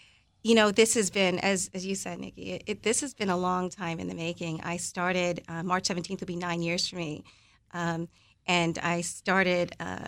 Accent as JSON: {"language": "English", "country": "Philippines", "said": "I'm going to serve one ice cream, and that's ube, paying homage to being Filipino."}